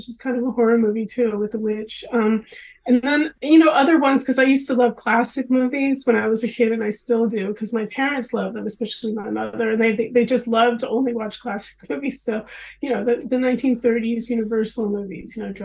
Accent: Los Angeles, California, United States; I'm from Los Angeles

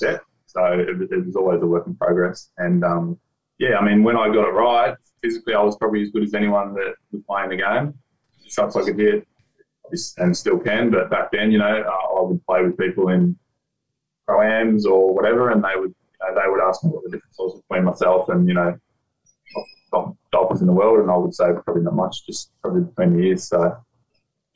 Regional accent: Geelong, Victoria, Australia; now in Gold Coast, Australia; I grew up in Geelong, on a farm outside of Geelong

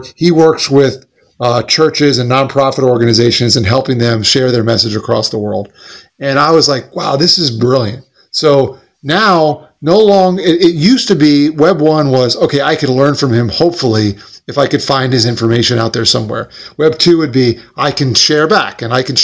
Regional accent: Smithtown, New York, United States; born or raised there

